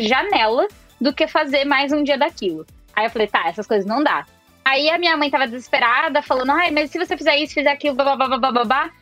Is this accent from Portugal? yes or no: no; São Paulo, Brazil; eu nasci em São Paulo capital